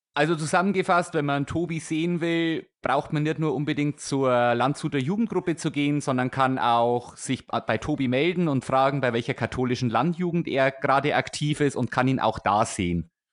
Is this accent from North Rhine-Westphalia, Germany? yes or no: no; Weiden, Bavaria, Germany; now in Augsburg area, Germany; wir kommen beide aus der Oberpfalz. Also ich komme aus der Weidner Ecke